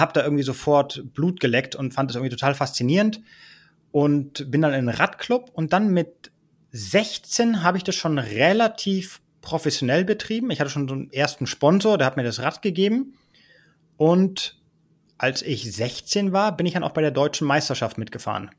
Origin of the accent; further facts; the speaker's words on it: Ibiza, Balearic Islands, Spain; moved away as an adult; also born or lived in Berlin, Germany; Ich bin da sozusagen groß geworden